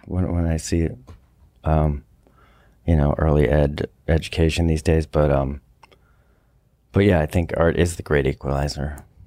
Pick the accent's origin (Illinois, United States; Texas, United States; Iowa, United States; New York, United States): New York, United States; Westchester; moved away; also born or lived in Colorado; I grew up in Westchester